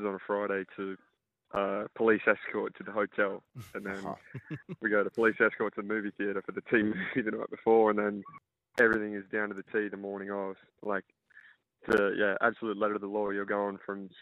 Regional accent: Newcastle, New South Wales, Australia; moved away as an adult; also born or lived in Texas; now in Dallas, United States; born and raised in Newcastle, and grew up playing Aussie rules footy

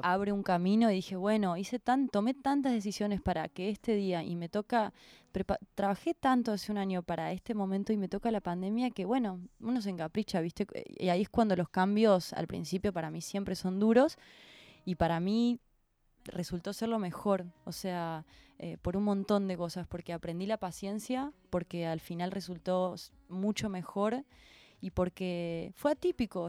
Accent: Córdoba, Argentina; now in Buenos Aires, Argentina; yo soy cordobesa, eh, venirme a Buenos Aires me cambió la vida

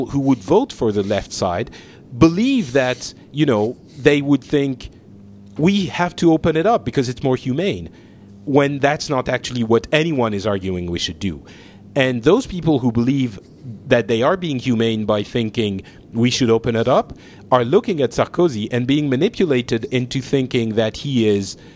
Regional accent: France

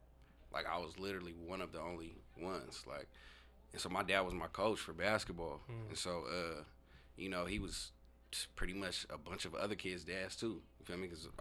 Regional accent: Tacoma, Washington, United States; I'm from Tacoma, so, you know, growing up in Tacoma, being in the inner city, you know, black youth growing up

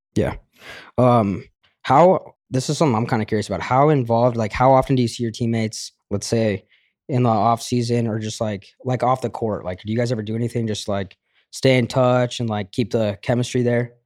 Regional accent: Denver, Colorado, United States; I'm from Denver.

